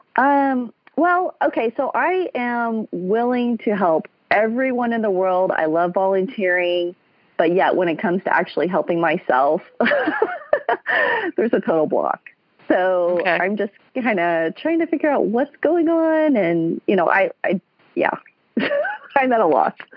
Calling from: Kansas City, United States; I am calling from Kansas City.

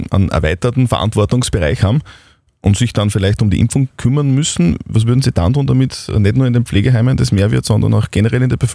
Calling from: Upper Austria, Austria; wollte Sie gerne fragen, wie das mit der Impfquote bei uns in Oberösterreich weitergeht.

